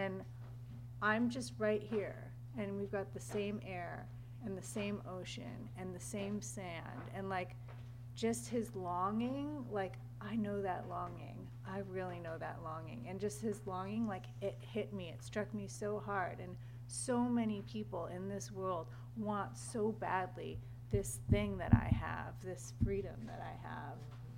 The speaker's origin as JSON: {"language": "English", "country": "United States", "said": "I've survived two brothers, you know, and but I'm also an American."}